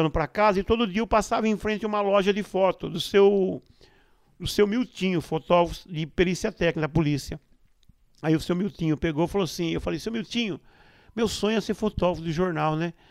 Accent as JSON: {"language": "Portuguese", "town": "Taquarituba", "region": "São Paulo", "country": "Brazil", "tie": "born or raised there", "said": "a fotografia ela já estava em mim, cara, desde a minha infância, lá em Taquarituba, quando eu tinha lá meus 7, 8 anos de idade, cara."}